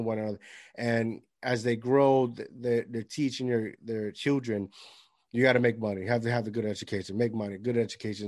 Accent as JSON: {"language": "English", "country": "Puerto Rico", "tie": "born or raised there", "moved": "yes", "said": "I grew up with my grandparents in Puerto Rico"}